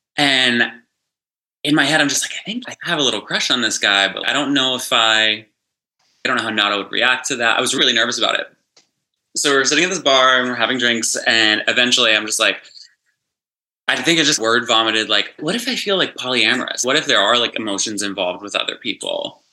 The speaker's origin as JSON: {"language": "English", "region": "West Virginia", "country": "United States", "tie": "born or raised there", "moved": "as an adult", "lives_now": "Los Angeles, United States", "said": "I grew up in West Virginia in like the tiniest, tiny little small town. I've been in LA for about 10 years"}